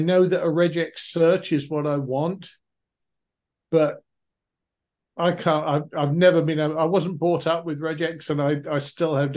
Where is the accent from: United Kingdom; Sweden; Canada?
United Kingdom; England; moved away; Originally as an Englishman, I am more familiar with hearing the Irish pronunciation than most. But even so, having been over here so many years now